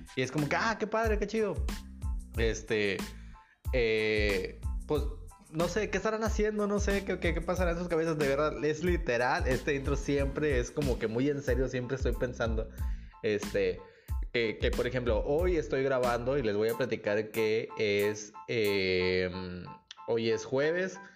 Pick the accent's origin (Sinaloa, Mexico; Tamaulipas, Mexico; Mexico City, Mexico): Tamaulipas, Mexico; Nuevo Laredo; now in Nuevo León, Mexico; de donde yo vengo, en la ciudad donde yo crecí, que es mi hermosísima ciudad de Nuevo Laredo